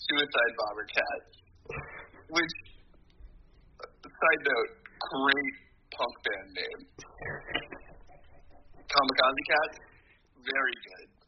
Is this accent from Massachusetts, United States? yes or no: no; Nebraska, United States; I'm from Nebraska